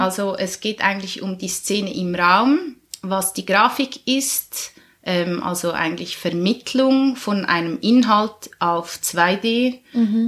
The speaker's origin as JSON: {"language": "German", "town": "Schöftland", "region": "Aargau", "country": "Switzerland", "tie": "born or raised there", "said": "Ich bin ursprünglich aus dem Aargau in Schöftland aufgewachsen"}